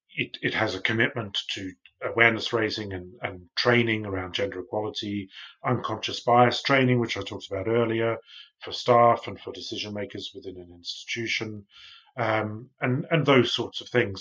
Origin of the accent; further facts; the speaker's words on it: Australia; now in United Kingdom; I'm from Australia, but I live in the U K now.